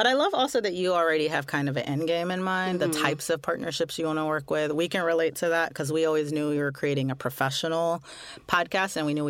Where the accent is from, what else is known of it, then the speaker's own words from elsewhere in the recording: Canada; now in London, United Kingdom; I'm a Canadian currently living in London, UK.